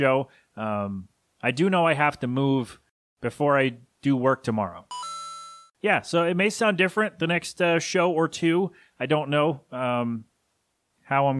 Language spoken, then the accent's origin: English; Philadelphia, Pennsylvania, United States; I'm from Philly.